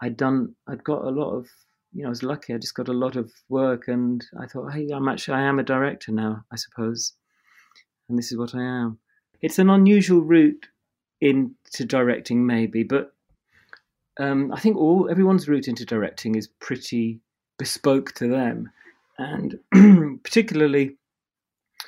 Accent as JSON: {"language": "English", "town": "Drax", "region": "Yorkshire and the Humber", "country": "United Kingdom", "tie": "born or raised there", "also_born_or_lived": "Middlesbrough", "said": "I grew up in a village in the middle of nowhere in Yorkshire. I grew up in Middlesbrough for a while, and then moved to Yorkshire when I was young."}